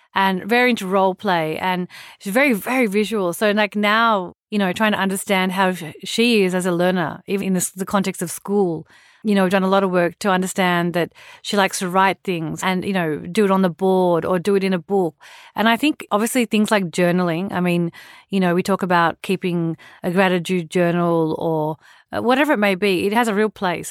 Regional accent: Australia; moved away as an adult; also born or lived in India; I grew up in Australia

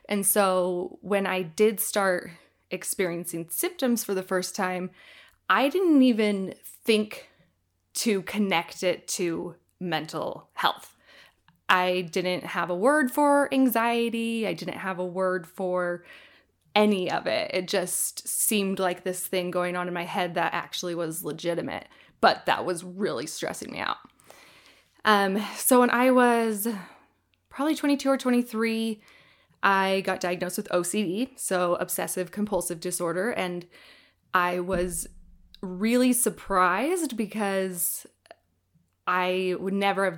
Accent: Iowa, United States; now in Utah, United States; I'm originally from Iowa, but I lived in Utah for about 15 years now.

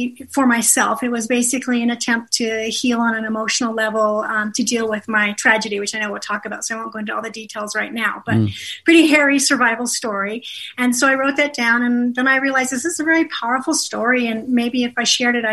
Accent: Colorado, United States; I grew up skiing in Colorado

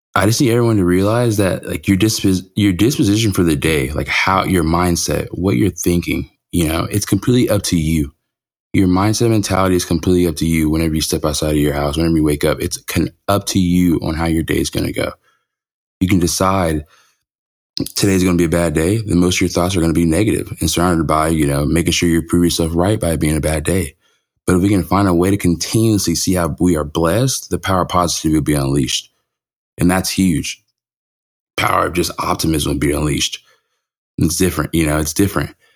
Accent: California, United States; moved away; When I was growing up in California

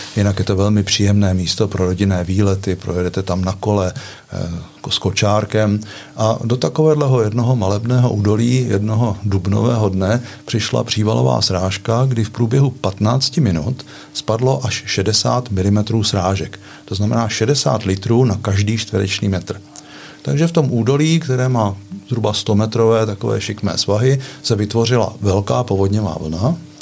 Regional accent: Litomyšl, Pardubice Region, Czechia; now in Chrudim, Czech Republic; Já jsem ročník 57 a vyrůstal jsem ve městě Litomyšl, tedy východní Čechy

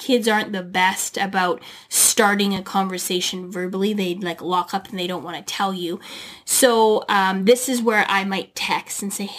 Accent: Canada; also born or lived in United States; as a Canadian and an American as well, we have a ton of things to be grateful for.

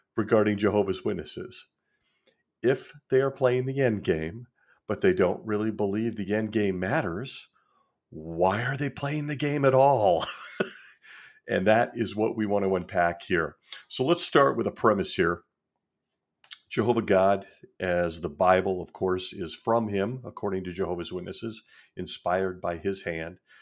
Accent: Marin County, Northern California, United States; I grew up in Northern California in really a melting pot in the Marin County area, just north of San Francisco

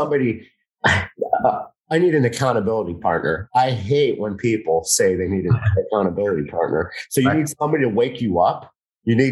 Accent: Miami, Florida, United States; I'm from Miami

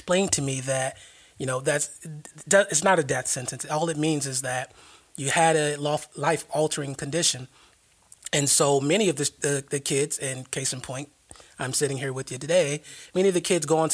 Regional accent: South Florida, United States; moved away as an adult; now in Jacksonville, United States; I hail from South Florida.

